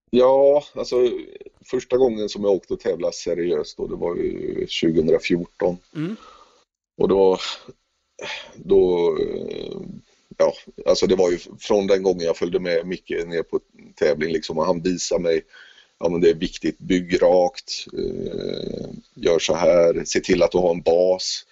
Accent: Gothenburg, Västra Götaland, Sweden; jag är ju uppväxt i Göteborg

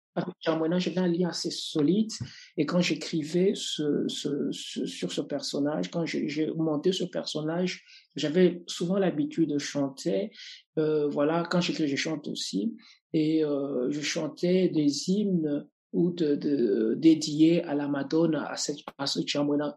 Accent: Lubumbashi, Haut-Katanga, DR Congo; Je suis né à Lumbashi, dans la région du, du Katanga, une région minière par excellence

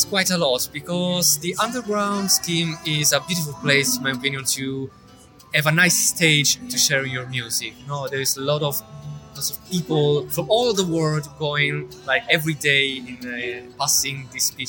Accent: Italy; moved away as an adult; now in London, United Kingdom; I'm from Italy. Been living here in London for the last like 6 years.

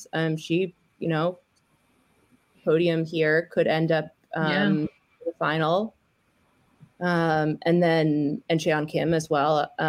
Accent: United States; I'm an American

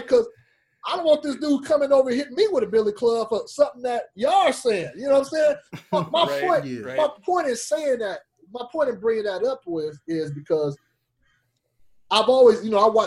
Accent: Fresno, California, United States; moved away as an adult; now in San Jose area, United States; my hometown of Fresno

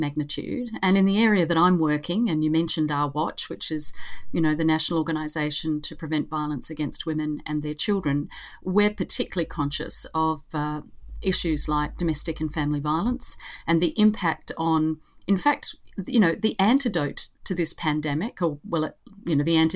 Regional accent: Australia

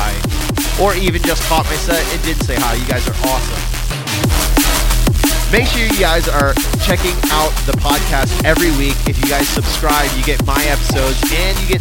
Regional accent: Orlando, Florida, United States; moved away; my hometown homies

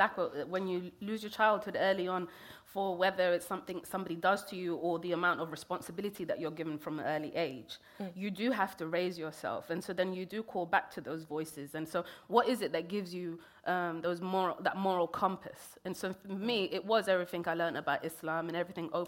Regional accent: London, United Kingdom; also born or lived in Kenya / Somalia; I grew up in Northwest London

